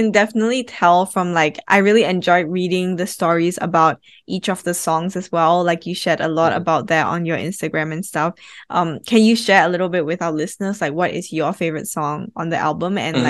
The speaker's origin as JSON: {"language": "English", "country": "Singapore", "said": "came back and started living in Singapore that I started delving a little bit more into not just me as a Singaporean, my identity as a Singaporean, but like my identity as a Hokkien person"}